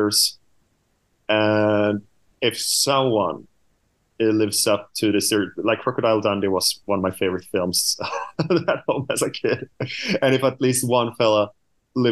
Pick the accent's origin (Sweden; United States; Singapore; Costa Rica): Sweden; I'm from Sweden